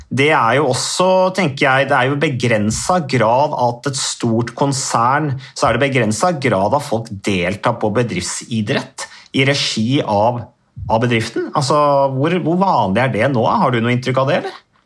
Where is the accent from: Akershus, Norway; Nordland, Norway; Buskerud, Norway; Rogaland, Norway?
Buskerud, Norway; Modum; da var det jo kjempekamp i kommunestyret hjemme i Modum